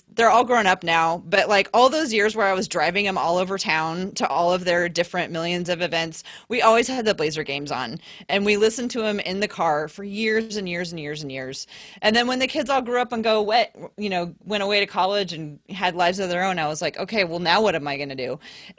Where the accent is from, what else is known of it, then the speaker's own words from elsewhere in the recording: Portland, Oregon, United States; so I grew up in Portland, around here the whole time.